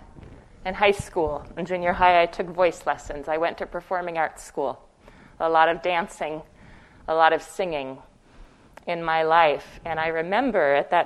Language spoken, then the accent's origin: English; Fargo, North Dakota, United States; moved away as an adult; I spent the first 18 years of my life in Fargo, North Dakota, Fargo like the movie. That's where I'm from originally